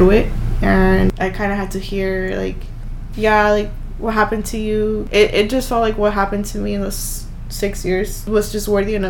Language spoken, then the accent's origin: English; Los Angeles, California, United States; I'm from South Central, we're from South Central